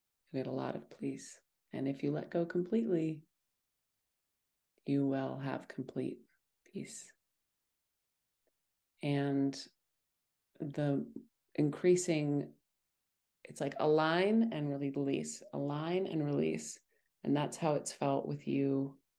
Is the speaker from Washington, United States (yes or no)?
no; Montana, United States; I was born and raised in Montana